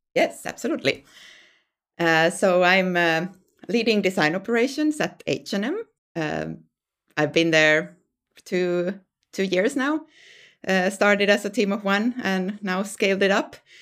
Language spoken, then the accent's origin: English; Finland; moved away as an adult; now in Sweden; I'm from Finland originally, and then I moved, um, to Sweden